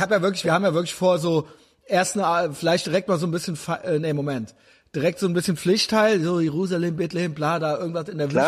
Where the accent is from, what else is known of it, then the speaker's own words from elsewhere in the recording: Germany; als Deutscher